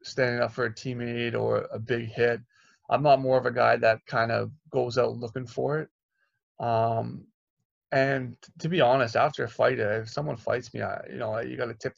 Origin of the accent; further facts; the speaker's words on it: Toronto, Ontario, Canada; I'm from Toronto, so my whole family was there too.